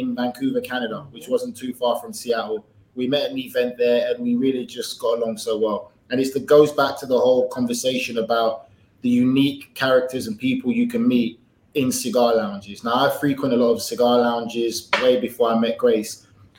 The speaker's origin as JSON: {"language": "English", "region": "London", "country": "United Kingdom", "tie": "born or raised there", "also_born_or_lived": "South Miami, Florida", "moved": "as an adult", "lives_now": "Miami, United States", "said": "born and raised in England, grew up there my entire life"}